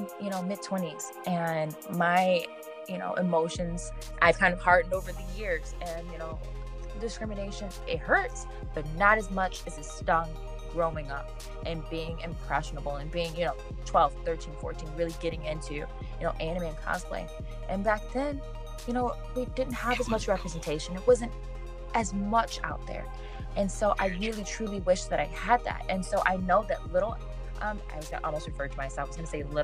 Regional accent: Michigan, United States; moved away as an adult; now in Arizona, United States; I'm also from Michigan. And so, I mean, I went to schools all over

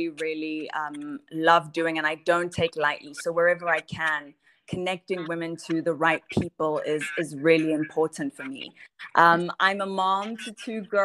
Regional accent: Johannesburg, Gauteng, South Africa; born and raised in Johannesburg.

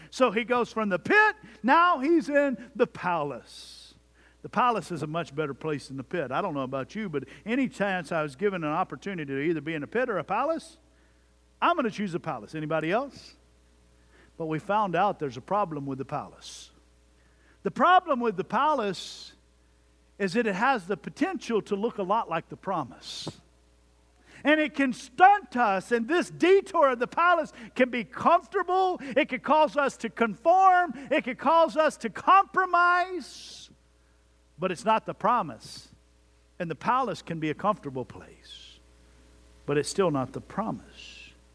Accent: Jones Creek, Texas, United States; my hometown of Jones Creek, Texas

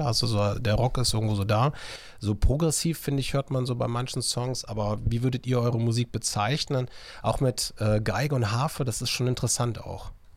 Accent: Viersen, North Rhine-Westphalia, Germany; Heute bin ich wieder in Viersen unterwegs, da freue ich mich, so meine Heimatstadt musikalisch gesehen, aber auch so von der Geburt her, A K H Viersen.

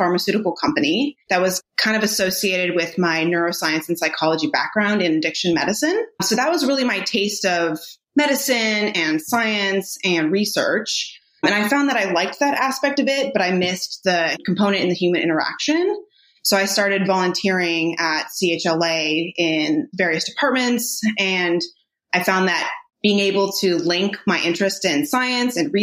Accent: Palo Alto, California, United States; moved away as an adult; now in Irvine, United States; I grew up in Northern California in Palo Alto

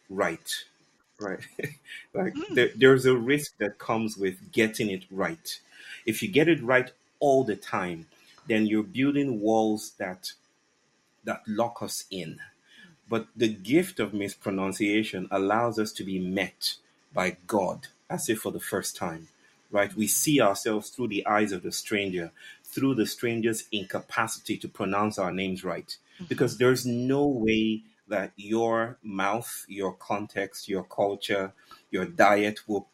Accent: Western Nigeria, Nigeria; I'm from the Yoruba people from West Africa, west mm-hmm. part of Nigeria

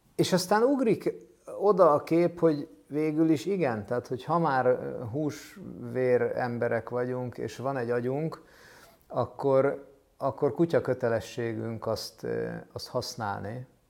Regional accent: Budapest, Hungary; egy ilyen rózsadombi szociál, kilenc lakásos kockaházban építettek, vagy vettek lakást a szüleim

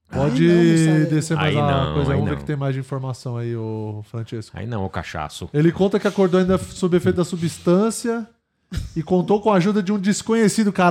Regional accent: Minas Gerais, Brazil; Disseram que era uma cachaça de Minas. Porque eu sou de Minas, uai.

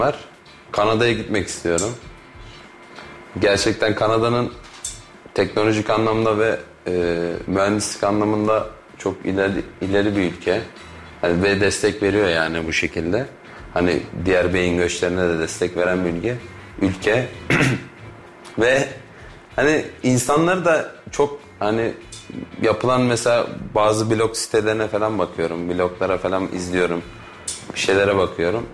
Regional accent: İzmir, Turkey; moved away as an adult; now in Kayseri, Turkey; İzmir'de doğup büyüdük

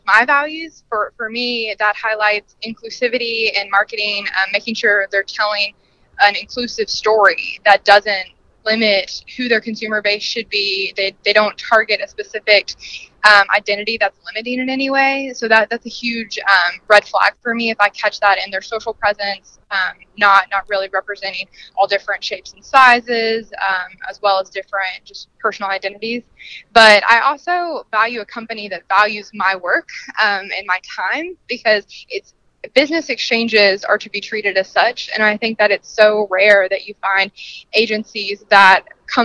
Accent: Lexington, Kentucky, United States; I'm from Lexington, Kentucky

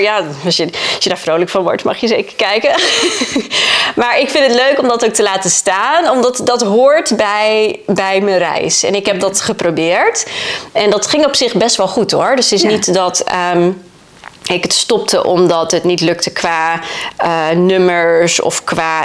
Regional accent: Friesland, Netherlands; moved away as an adult; also born or lived in Leeuwarden; now in Texas, United States; Ik kom uit Friesland, dus ik woon in Leeuwarden heel prima op mijn eigen

